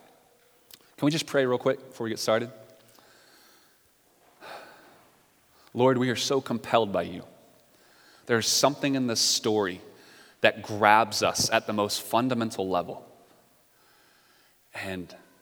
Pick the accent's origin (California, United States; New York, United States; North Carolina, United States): North Carolina, United States; I'm from the South. I'm from North Carolina